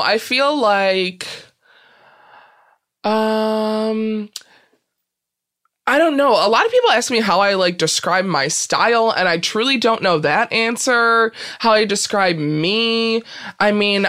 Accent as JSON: {"language": "English", "town": "Peru", "region": "Illinois", "country": "United States", "tie": "born or raised there", "said": "Peru, Illinois"}